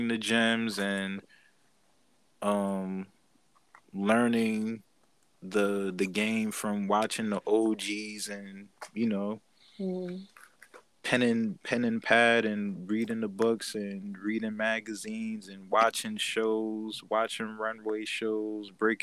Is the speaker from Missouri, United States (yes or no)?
no; Bridgeport, Connecticut, United States; I'm from Bridgeport, Connecticut